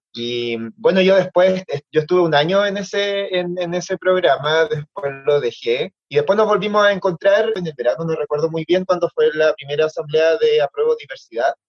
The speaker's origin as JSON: {"language": "Spanish", "town": "Copiapó", "region": "Atacama", "country": "Chile", "said": "yo soy del norte, de Copiapó"}